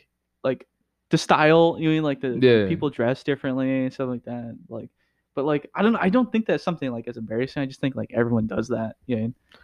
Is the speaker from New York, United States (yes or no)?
no; Oakland, California, United States; I came from like a whole different city. I came from Oakland, and I remember like I thought it was the shit because like everyone there was so different